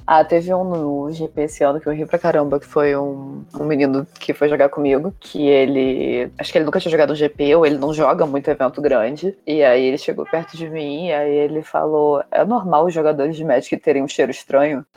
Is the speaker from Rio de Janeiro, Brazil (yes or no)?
yes; Rio de Janeiro, Brazil; onde que eu me criei? Rio de Janeiro